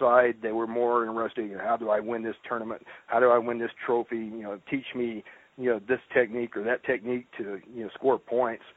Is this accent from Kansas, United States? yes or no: no; rural Mississippi, United States; also born or lived in Louisiana; now in Colorado, United States; I grew up in rural Mississippi